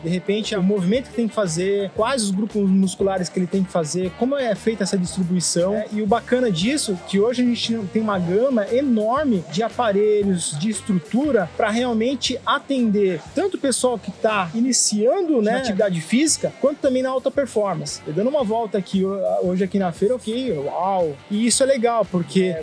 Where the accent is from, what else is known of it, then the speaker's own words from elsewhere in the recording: São Bernardo do Campo, São Paulo, Brazil; also born or lived in Coxim, Mato Grosso do Sul; eu nasci no Mato Grosso, né? Minha mãe saiu do Paraguai, meu pai saiu da Paraíba, eles se encontraram entraram no Mato Grosso, foi a cidade onde eu nasci, né, Coxim, e depois logo a gente veio para São Bernardo. Então, com quatro meses já estava aqui em São Bernardo e a minha vida inteira foi, foi aqui no ABC Paulista